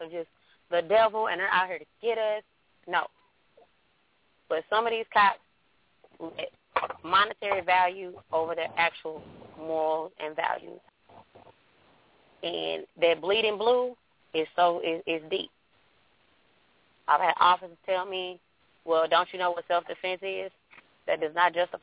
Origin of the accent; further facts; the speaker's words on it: St. Louis County, Missouri, United States; I'm from St. Louis County, which Ferguson is a district in it